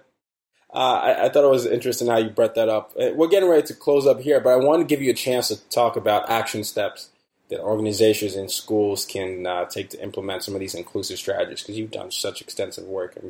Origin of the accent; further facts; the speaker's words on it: Nigeria; You know, I grew up in Nigeria. So a lot of, you know, that's one of the countries I grew up in.